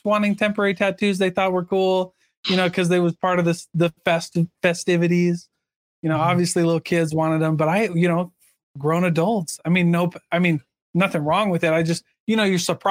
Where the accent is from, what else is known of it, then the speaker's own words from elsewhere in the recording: Iowa, United States; my hometown in Iowa